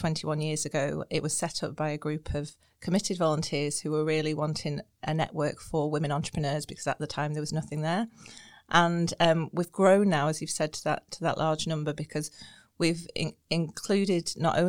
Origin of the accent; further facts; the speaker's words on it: Blackpool, North West England, United Kingdom; moved away as an adult; also born or lived in Edinburgh / Sydney; now in Northern Ireland, United Kingdom; So I grew up in Blackpool.